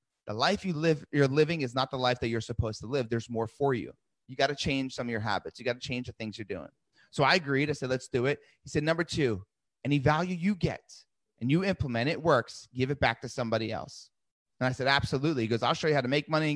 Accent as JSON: {"language": "English", "region": "New Jersey", "country": "United States", "tie": "born or raised there", "said": "I grew up in New Jersey"}